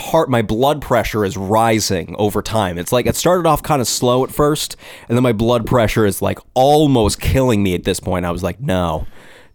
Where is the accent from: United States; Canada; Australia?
United States; Derry, New Hampshire; my hometown of Derry, New Hampshire